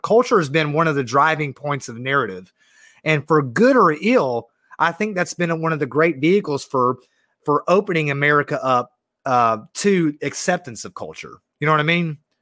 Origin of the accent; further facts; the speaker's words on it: Georgia, United States; I love being from the South